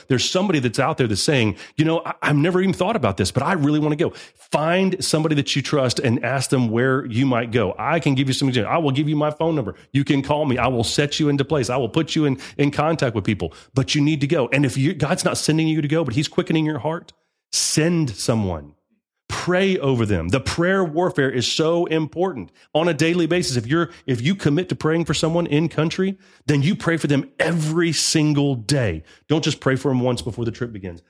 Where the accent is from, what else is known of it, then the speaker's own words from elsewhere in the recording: United States; I'm an American.